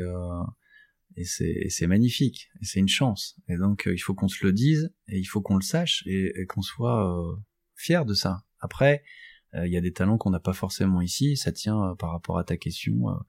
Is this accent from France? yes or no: yes; Douai, Hauts-de-France, France; je suis un, un, garçon de ce territoire. Je suis né à Douai, dans, dans la région